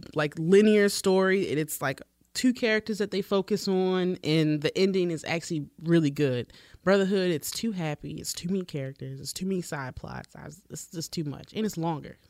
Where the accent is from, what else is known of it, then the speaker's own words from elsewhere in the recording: Baltimore, Maryland, United States; I'm a photographer from Baltimore